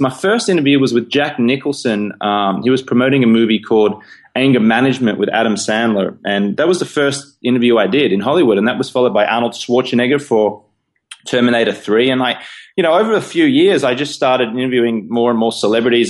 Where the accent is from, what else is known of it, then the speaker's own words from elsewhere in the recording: Australia; accent: Australian; moved away as an adult; also born or lived in London, United Kingdom; now in New York, United States; as you can tell from my, you know, silly accent, I'm Australian, born in Australia.